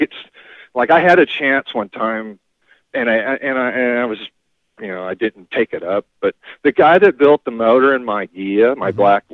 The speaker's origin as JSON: {"language": "English", "town": "Norwalk", "region": "California", "country": "United States", "tie": "born or raised there", "said": "All right, so I grew up in Norwalk. Actually, when I first moved to California, my parents were in the Navy, so we bounced around from, like, near a naval base my whole life."}